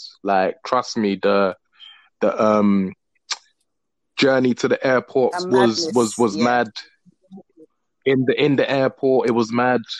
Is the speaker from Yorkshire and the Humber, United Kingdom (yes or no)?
no; London, United Kingdom; Hi. I'm from London. London, England. Yeah. Cold, rainy, snowy. Yeah. Not no tea and crumpets. All right. It's the nitty gritty part of London.